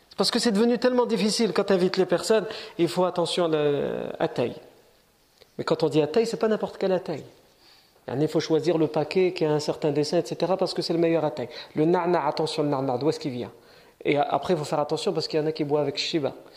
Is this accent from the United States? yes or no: no; France; on est né ici, on est français, on est chez nous